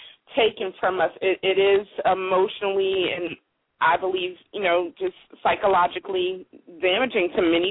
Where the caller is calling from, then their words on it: Philadelphia, Pennsylvania, United States; I'm calling from Philadelphia.